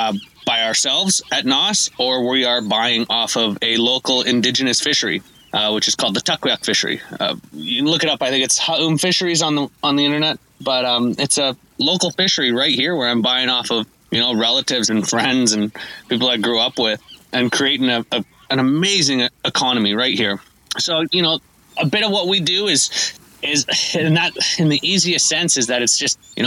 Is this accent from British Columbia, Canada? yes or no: yes; Tofino, British Columbia, Canada; I grew up here in Tofino